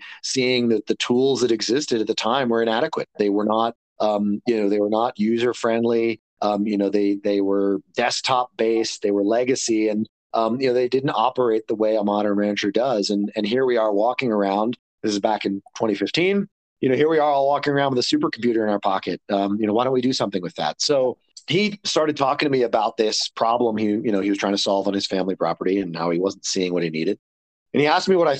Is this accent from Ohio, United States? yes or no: no; Maryland, United States; moved away as an adult; also born or lived in Australia / West Coast; now in Denver, United States; I grew up in Maryland